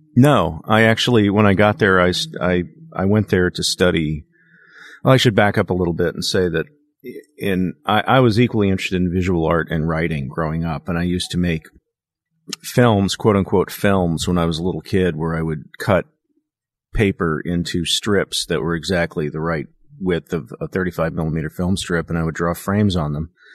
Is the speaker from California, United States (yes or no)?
no; Kansas City, Missouri, United States; moved away; also born or lived in Dallas, Texas; I moved from Dallas to Kansas City, and I lived with my maternal grandparents for five years.